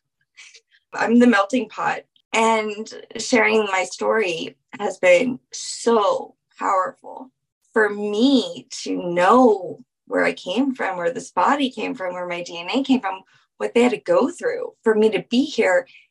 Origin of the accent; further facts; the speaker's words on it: New Orleans, Louisiana, United States; being from New Orleans